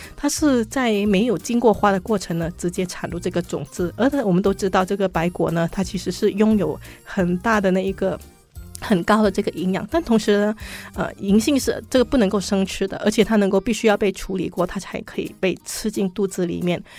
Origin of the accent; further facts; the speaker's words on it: Malaysia; 我们马来西亚人呢，其实在农耕方面，底子本来就不差